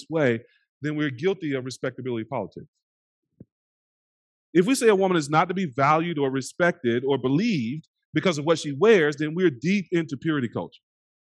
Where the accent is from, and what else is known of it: United States